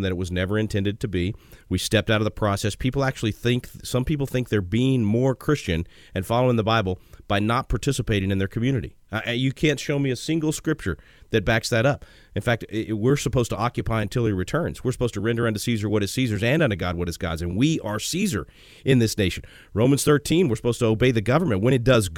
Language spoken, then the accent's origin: English; Texas, United States; As a Texan